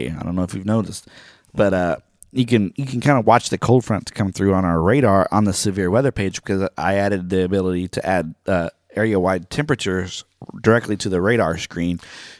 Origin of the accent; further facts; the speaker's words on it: Oklahoma, United States; I'm from Oklahoma, so I know that. We always did land runs on that day. Growing up in school, we did the mock land runs, which is really fun.